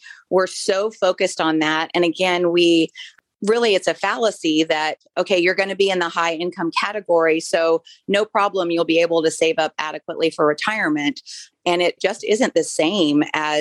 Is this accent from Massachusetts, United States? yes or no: no; Florida, United States; moved away; I grew up in Florida, so I'm a beach girl.